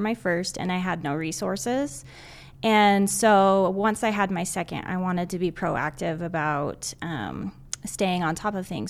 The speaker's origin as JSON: {"language": "English", "region": "Southern Utah", "country": "United States", "moved": "as an adult", "lives_now": "Northern Utah, United States", "said": "I'm originally from Southern Utah. I moved to Northern Utah to go to school"}